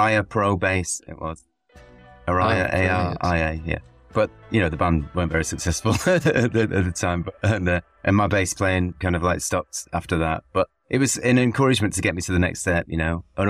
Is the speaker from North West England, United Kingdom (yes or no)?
yes; Cheshire, North West England, United Kingdom; also born or lived in Salford; I grew up in Cheshire, and some of the members of the band were from Salford, and that's where I was born.